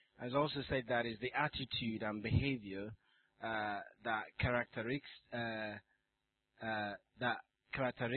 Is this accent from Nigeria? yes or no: yes; Nigeria; moved away; also born or lived in South Africa; Nigeria, where I come from